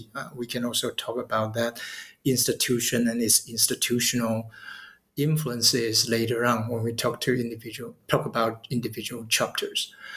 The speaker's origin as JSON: {"language": "English", "country": "Taiwan", "moved": "as an adult", "lives_now": "Tokyo, Japan", "said": "I'm from Taiwan"}